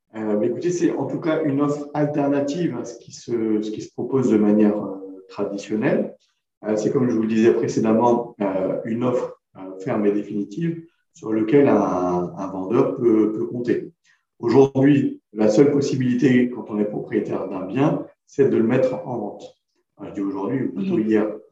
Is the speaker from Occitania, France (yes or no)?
no; Creil, Hauts-de-France, France; J'ai grandi à Creil, dans l'Oise